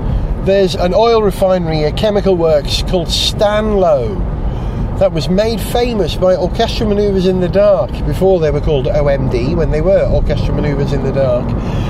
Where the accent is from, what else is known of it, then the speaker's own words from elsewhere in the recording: Wales, United Kingdom; because that's what it is, because I'm Welsh, then this programme I'm making for Radio Wales will be a Welsh programme with a bias on cars.